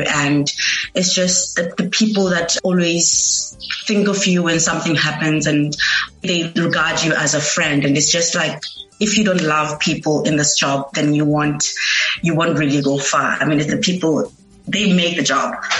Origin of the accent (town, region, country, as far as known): Eastern Cape, South Africa; moved away as an adult; now in Cape Town, South Africa